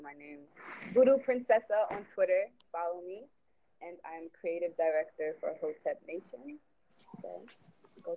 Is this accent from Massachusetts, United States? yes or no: no; New York, United States; I'm from New York